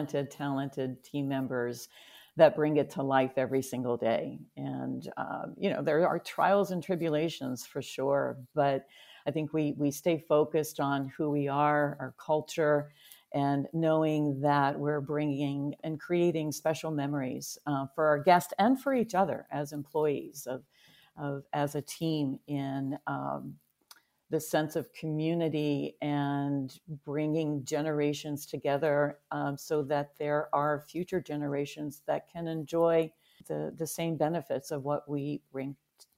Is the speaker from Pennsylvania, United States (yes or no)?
yes; Pennsylvania, United States; I grew up in Western Pennsylvania, which is right outside of Pittsburgh.